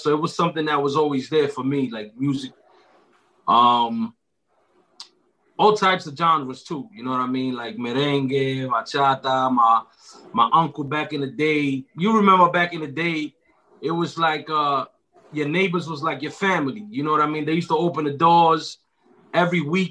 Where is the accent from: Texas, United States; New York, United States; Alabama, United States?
New York, United States; New York City; I'm from Uptown Washington Heights. Grew up on the same block as Ricky right here